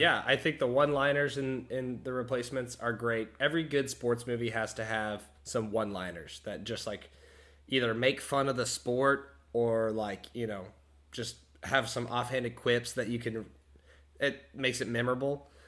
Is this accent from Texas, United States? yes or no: yes; Texas, United States; we're from Texas. We played football.